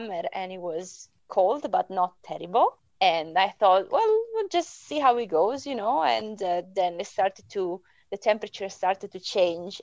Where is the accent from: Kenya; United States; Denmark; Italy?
Italy; English is a second language; moved away as an adult; now in Perth and Kinross, United Kingdom; I'm originally from Italy, so I moved here because I was looking for a job, and I only speak Italian and English